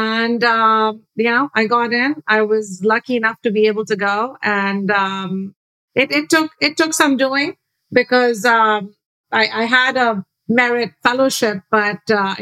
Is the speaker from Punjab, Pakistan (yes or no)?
no; Karachi, Sindh, Pakistan; I grew up in Karachi, Pakistan.